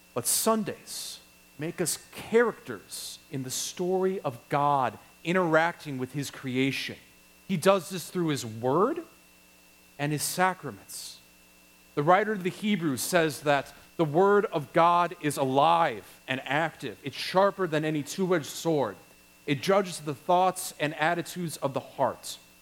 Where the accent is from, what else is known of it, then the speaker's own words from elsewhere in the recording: Wisconsin, United States; I'm from Wisconsin